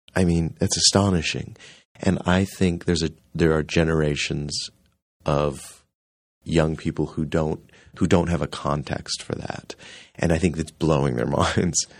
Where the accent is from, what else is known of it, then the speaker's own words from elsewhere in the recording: Rockford, Illinois, United States; I grew up in Rockford, Illinois, and we had so much theater in that little town